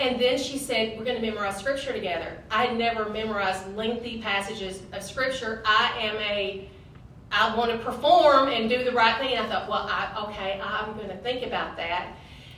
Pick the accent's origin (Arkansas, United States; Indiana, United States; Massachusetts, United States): Arkansas, United States; Lake City; I grew up in Lake City, where there is no lake and it is in the city, and lived there my whole life.